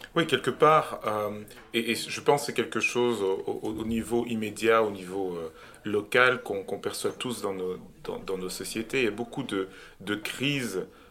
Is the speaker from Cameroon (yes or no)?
yes; Cameroon; now in Brussels, Belgium; j'habite à Bruxelles, en Belgique, je suis belge, mais je suis né au Cameroun